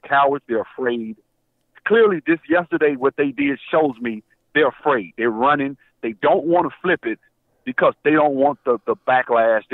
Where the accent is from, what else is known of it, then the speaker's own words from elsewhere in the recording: Alabama, United States; now in Georgia, United States; I'm from Alabama. I'm from Alabama